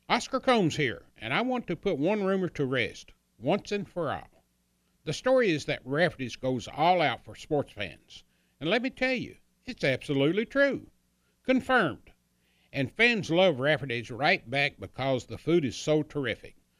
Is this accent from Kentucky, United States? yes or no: yes; Hazard, Kentucky, United States; growing up in Hazard